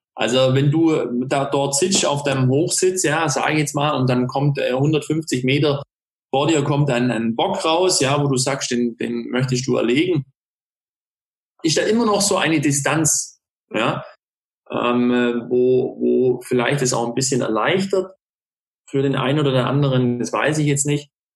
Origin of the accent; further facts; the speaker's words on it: Ulm, Baden-Württemberg, Germany; in Ulm, ähm, also wo ich herkomme